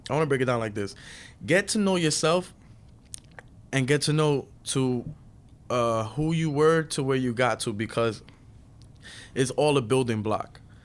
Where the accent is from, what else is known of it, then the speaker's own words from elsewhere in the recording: New York City, New York, United States; I'm a second generation Dominican from Brooklyn. I grew up in Brooklyn